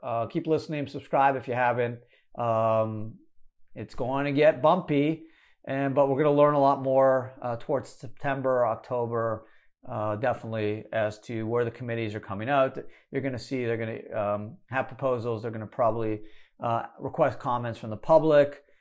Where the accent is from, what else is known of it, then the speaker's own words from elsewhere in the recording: Canada; moved away; I was born in Canada